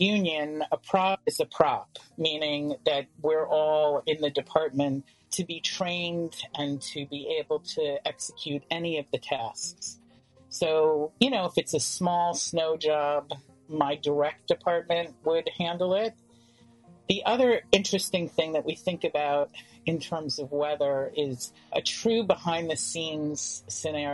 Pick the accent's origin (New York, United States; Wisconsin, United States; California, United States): New York, United States; New York City; growing up in Manhattan